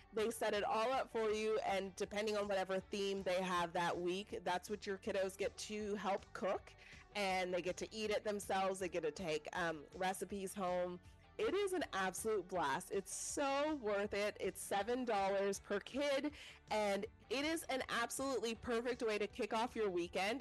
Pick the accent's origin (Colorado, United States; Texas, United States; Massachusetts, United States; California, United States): Colorado, United States; now in Houston, United States; I'm from Colorado